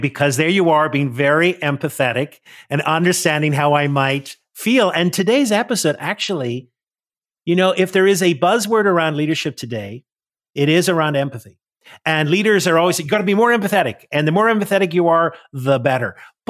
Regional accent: Northern Ireland, United Kingdom; now in United States; I'm from Northern Ireland and I grew up in … And when I came to the US, a lot of people pronounce it Irvine.

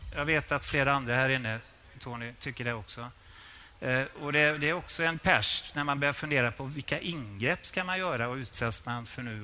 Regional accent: Borås, Västra Götaland, Sweden; jag är från Borås.

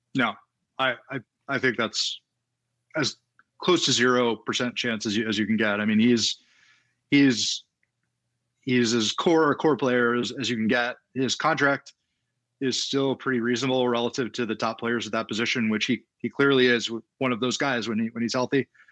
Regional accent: Baltimore, Maryland, United States; I grew up in Baltimore, so I grew up as a baseball fan

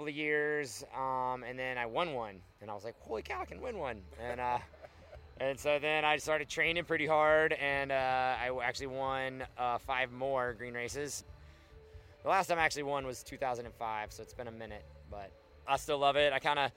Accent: Alabama, United States; also born or lived in Brevard, North Carolina; now in Glenwood Springs, United States; I grew up in Alabama

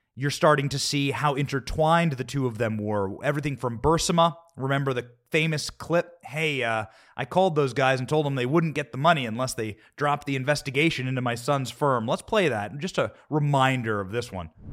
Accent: Iowa, United States; I'm from Iowa

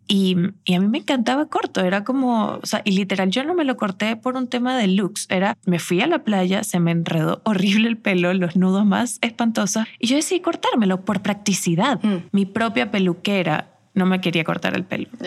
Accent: Venezuela; el entorno en el que crecimos como sociedad venezolana

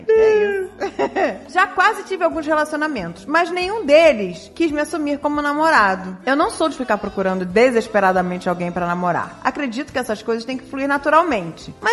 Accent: Rio de Janeiro, Brazil; Ah, eu sou Carioca da Gema, não sou Carioca carioca de, de, de Valença

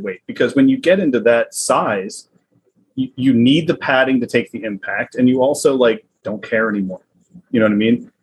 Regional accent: the South, United States; accent: southern; my southern accent

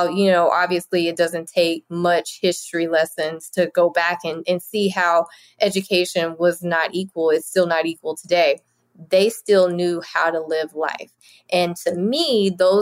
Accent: Lewisville, Arkansas, United States; I was raised in Louisville, Arkansas.

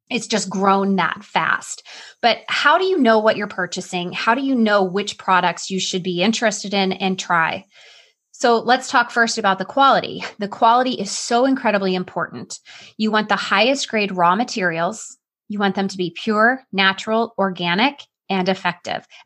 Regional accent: Illinois, United States; accent: Southern Illinois; And you'll probably notice that my Southern Illinois accent comes out. Anytime I hear Southern accents, it's like I oh. revert back from the Northeast accent to my roots.

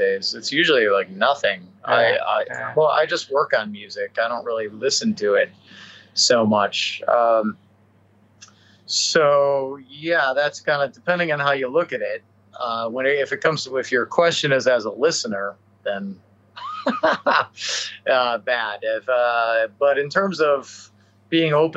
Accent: Chicago, Illinois, United States; I grew up in the Chicago area

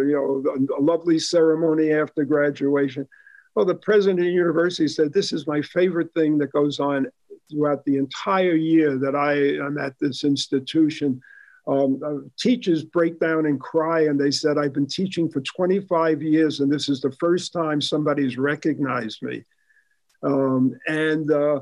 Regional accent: New York City, New York, United States; also born or lived in Bronx, New York; now in Sun Valley, United States; I was born in the Bronx and I grew up in Queens, and I went to what was the largest high school in America at that time, Jamaica High School

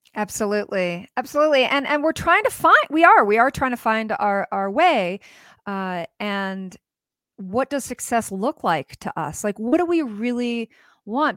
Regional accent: United States; as an American woman

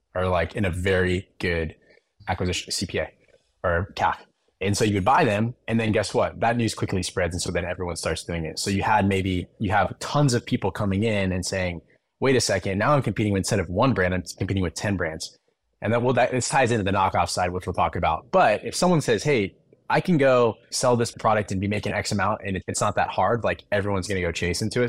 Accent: Arizona, United States; I grew up in Arizona

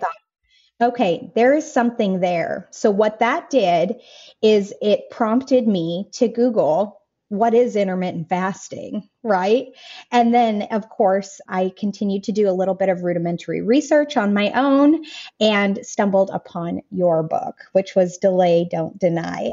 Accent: Colorado, United States; moved away as an adult; now in Raeford, United States; we left the place that I was born and raised in Colorado

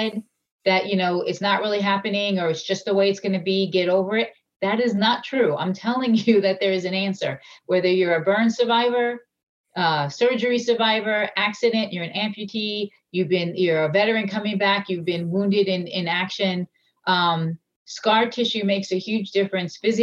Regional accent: Long Island, New York, United States; I'm from Long Island

